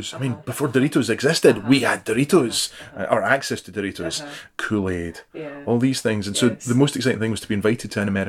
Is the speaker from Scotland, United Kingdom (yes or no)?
yes; Dunoon, Scotland, United Kingdom; also born or lived in Greenock; now in Dervaig, United Kingdom; So I grew up in Dunoon. So I was born in Greenock, but my family were in Dunoon, still are.